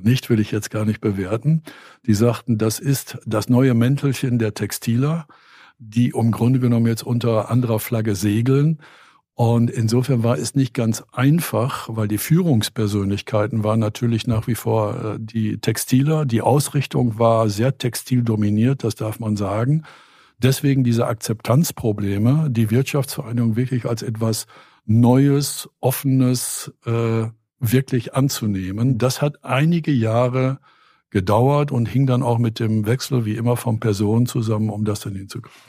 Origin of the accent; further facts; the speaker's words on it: Steinfurt, North Rhine-Westphalia, Germany; moved away; also born or lived in Grafschaft Bentheim; Ich bin ja gebürtiger Steinfurter